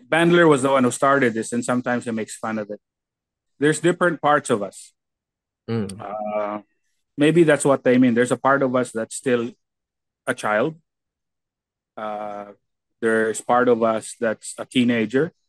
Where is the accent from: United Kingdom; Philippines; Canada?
Philippines; now in United States; For example, me, I have